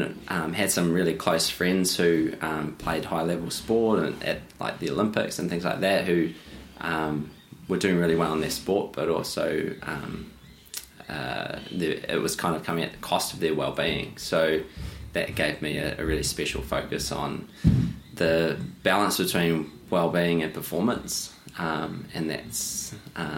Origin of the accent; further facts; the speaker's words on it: New Zealand; now in Australia; growing up in New Zealand